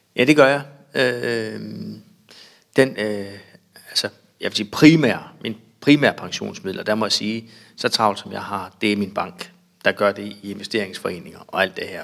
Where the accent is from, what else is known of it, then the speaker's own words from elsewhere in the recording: Bjerringbro, Central Denmark Region, Denmark; Jeg er opvokset lidt uden for Bjørnbro på en, øh, en gård